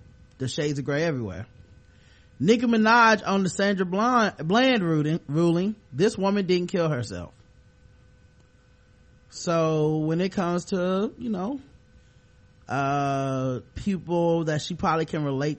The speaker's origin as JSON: {"language": "English", "country": "United States", "said": "I'm American, I'm a black, and I'm a woman."}